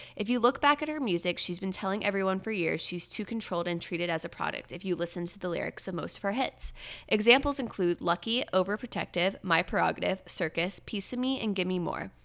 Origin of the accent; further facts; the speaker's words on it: about an hour from Disney World, Florida, United States; moved away; my hometown where my parents live is only about an hour from Disney